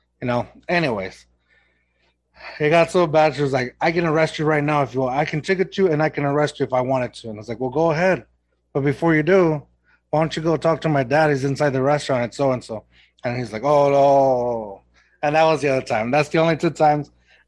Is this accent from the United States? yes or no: no; Mexico; accent: Mexican; I tried losing my accent, my, you know, Mexican accent, getting rid of it. And I think it's not completely gone, but for the most part, it turned into its own weird thing. It's like a Texan accent. It's a Mexican accent.